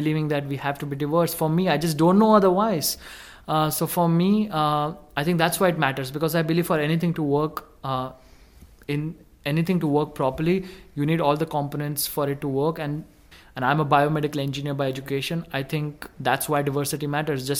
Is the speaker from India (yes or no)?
yes; India; growing up in India was interesting because it's such a chaotic, organized as well society.